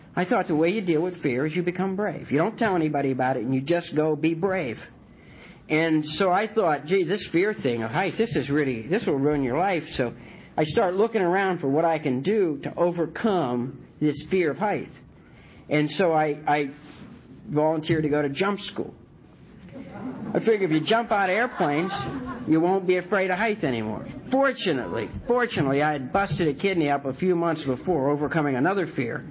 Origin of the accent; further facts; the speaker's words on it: Martins Ferry, Ohio, United States; moved away as an adult; also born or lived in North Carolina; now in Wilmington, United States; I'm from Ohio.